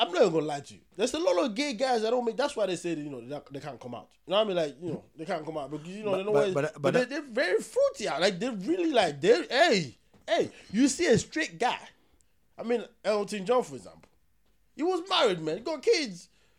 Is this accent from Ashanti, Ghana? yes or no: yes; Kumasi, Ashanti, Ghana; If I was having an argument with you, I'm from Kumasi, or Ghanaians really don't do that much.